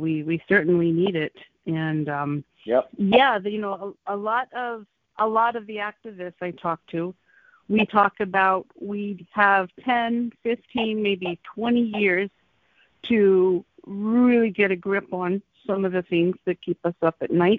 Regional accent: Michigan, United States; Michigan, where I'm from.

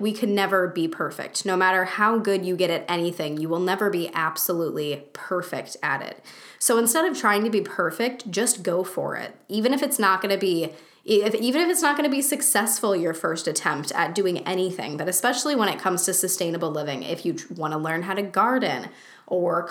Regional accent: United States; the societal norms that I grew up with here in the United States

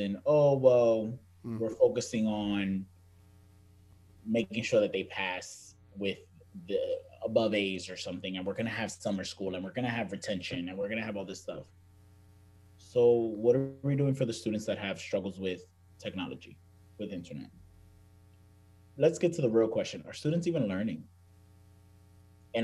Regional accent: New York City, New York, United States; I remember growing up to that New York Boston rivalry, and it was like, oh, you're a New Yorker

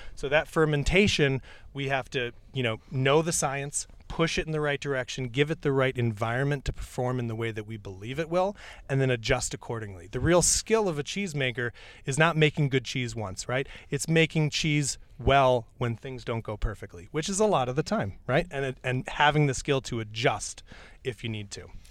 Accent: New York, United States; I grew up in New York State and I grew up next to a farm

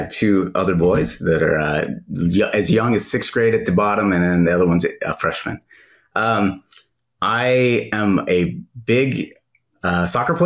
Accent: California, United States; I'm from California

